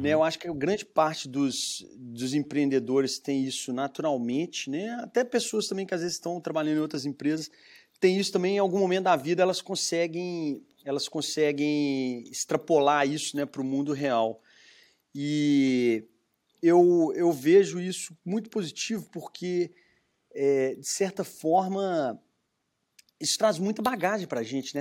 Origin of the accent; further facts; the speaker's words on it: Belo Horizonte, Minas Gerais, Brazil; accent: mineiro; moved away as an adult; now in United States; vê pelo meu sotaque, sou de sou mineiro, né, de uhum. Belo Horizonte